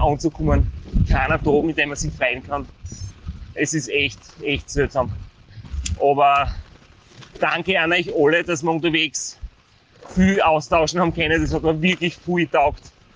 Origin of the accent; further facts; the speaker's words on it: Styria, Austria; als Steirer